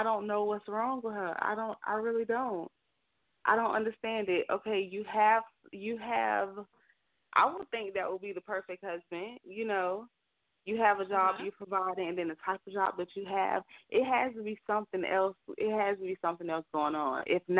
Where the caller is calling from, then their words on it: Alabama, United States; calling from Alabama.